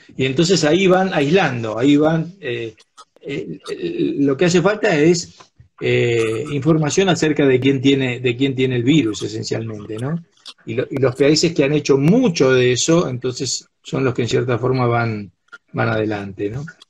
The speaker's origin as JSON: {"language": "Spanish", "country": "Argentina"}